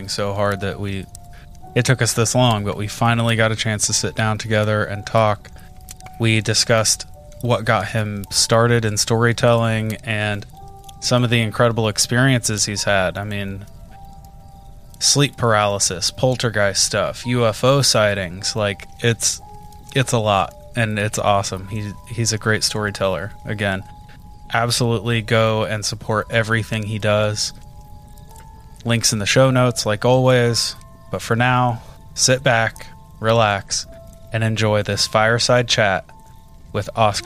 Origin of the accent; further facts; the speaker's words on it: Indiana, United States; growing up in Indiana